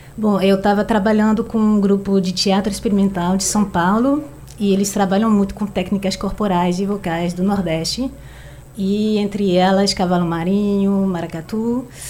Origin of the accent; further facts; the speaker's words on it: France; Portuguese is a second language; now in Recife, Brazil; não sou brasileira, sou francesa